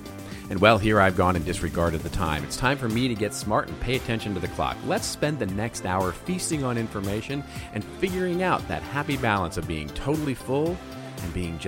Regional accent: Los Angeles, California, United States; there are at least 2 small businesses in my hometown of the megalopolis known as Los Angeles

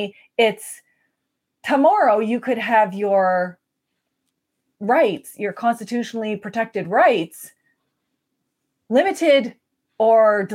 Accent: Canada; we're from the Mi'kmaq Nation, we care about one another

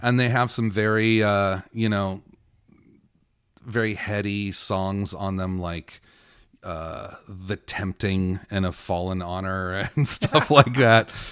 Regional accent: Victorville, California, United States; also born or lived in Encino, California; my formative years were spent in Victorville. I was born in Encino, California

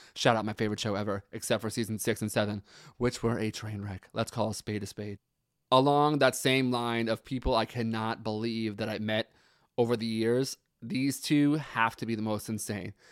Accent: New York, United States; also born or lived in Pennsylvania; now in New Jersey, United States; I live in New Jersey, but I uh, grew up in New York. I was born in Pennsylvania

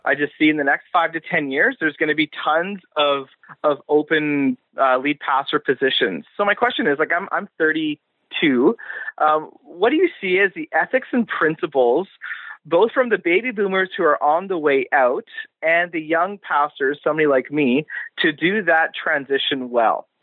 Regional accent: Coquitlam, British Columbia, Canada; I am from Coquitlam, B C

